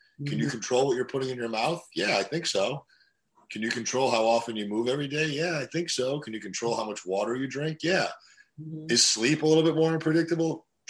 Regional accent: Russia; born there; moved away; when I was growing up, I was born in Russia and we came here in 1989, right before the collapse of communism.

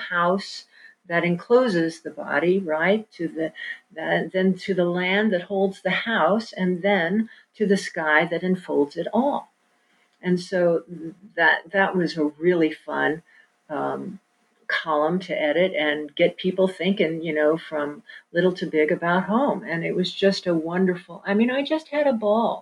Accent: Kansas City, United States; moved away; also born or lived in New York; I did not grow up on the farm. I grew up in Kansas City

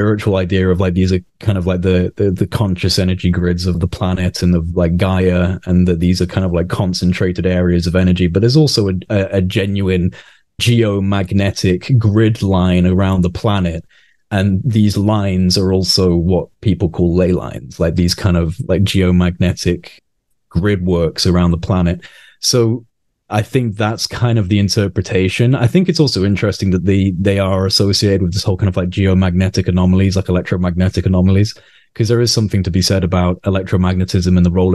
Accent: Wales, United Kingdom; now in Nottingham, United Kingdom; I don't live in Wales anymore. I grew up in Wales, but I don't live there now

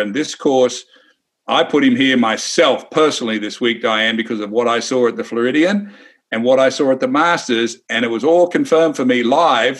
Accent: Wagga Wagga, New South Wales, Australia; me growing up in Wagga Wagga, Australia

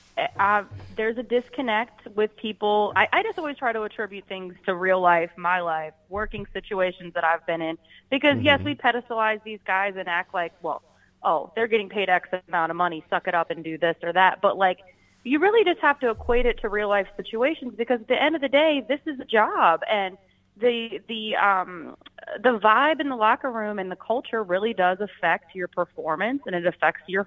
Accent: Richmond, Virginia, United States; now in Minnesota, United States; I grew up in Richmond, Virginia. That is where I was born

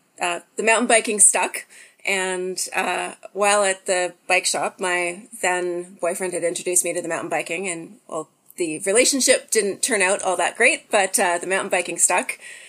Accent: Saskatchewan, Canada; moved away as an adult; now in British Columbia, Canada; I grew up in Saskatchewan, and while doing my undergraduate degree, spent a summer in BC and loved it so much that I ended up moving here after I graduated.

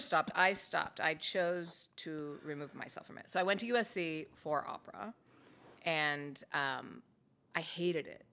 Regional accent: Los Angeles, California, United States; also born or lived in Palos Verdes; Grew up in Los Angeles. I was, yes, I was born in Palos Verdes. We moved up to L A when I was five years old.

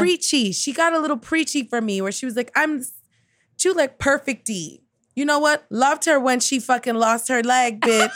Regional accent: New York City, New York, United States; being from Queens, like, I grew up with so many Asian American people

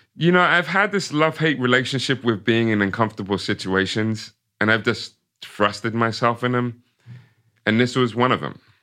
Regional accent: Ipswich, East of England, United Kingdom; moved away as an adult; also born or lived in Brooklyn, New York; I was born and raised in Ipswich

